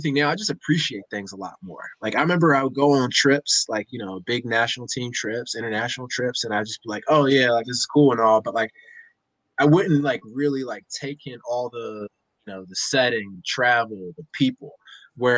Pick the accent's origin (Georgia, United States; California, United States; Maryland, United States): Maryland, United States; Baltimore; I grew up in Baltimore, Maryland